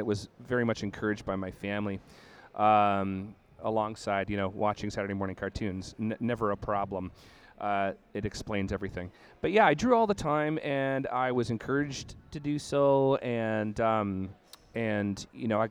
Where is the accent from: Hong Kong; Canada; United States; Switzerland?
Canada; Brampton, Ontario; also born or lived in Toronto / Guelph; So I was a kid in Brampton, Ontario. Born in Toronto, lived there till I was around five, but then sort of came of age in Brampton.